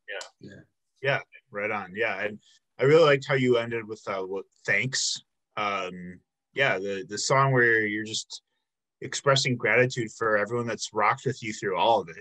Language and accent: English; Chicago, Illinois, United States; moved away as an adult; also born or lived in Milwaukee; I'm actually originally from the Chicago area.